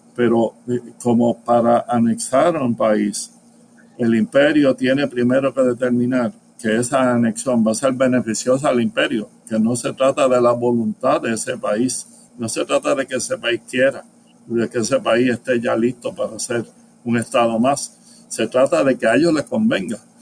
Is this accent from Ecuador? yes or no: no; Puerto Rico